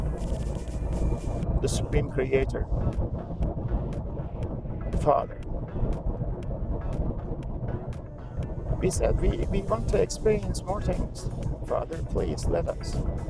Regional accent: Canada; now in United States; I'm Canadian

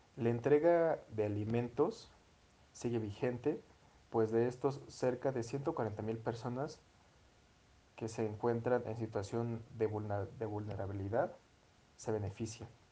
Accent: Mexico; nuestro país, nuestro querido México

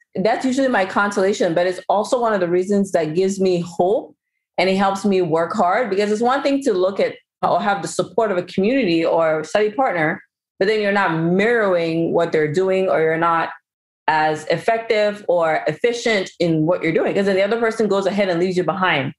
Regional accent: Cameroon; I'm also from Cameroon

